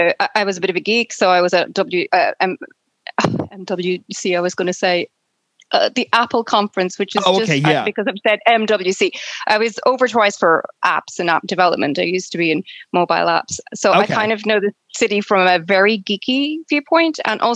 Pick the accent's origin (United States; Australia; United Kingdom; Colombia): United Kingdom; Northern Ireland; I was born in Northern Ireland, which is the part of Ireland that's run by Britain, it's part of the United Kingdom. So when I grew up in Northern Ireland